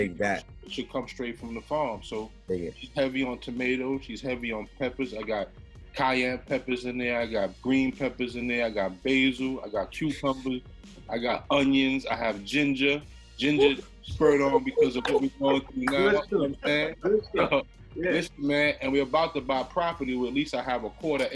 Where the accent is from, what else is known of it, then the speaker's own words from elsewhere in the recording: New York City, New York, United States; growing up in the Bronx